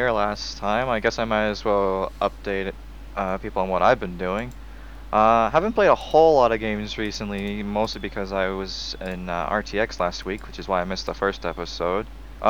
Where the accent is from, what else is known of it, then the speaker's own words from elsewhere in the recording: Canada; I'm from Canada. I'm the new kid in town.